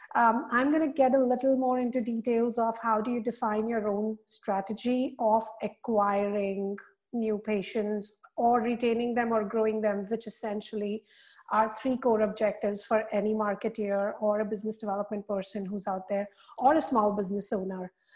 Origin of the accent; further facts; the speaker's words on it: India; moved away as an adult; also born or lived in Singapore; now in United States; I am born and raised in India.